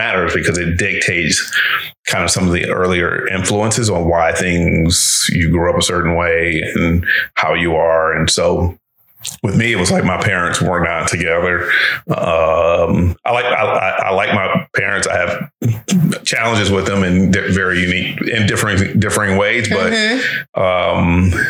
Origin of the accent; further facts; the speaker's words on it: Detroit, Michigan, United States; Well, I'm from Detroit.